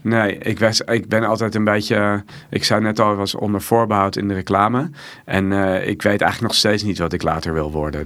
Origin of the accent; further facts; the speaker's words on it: Amsterdam, North Holland, Netherlands; ik kom uit Amsterdam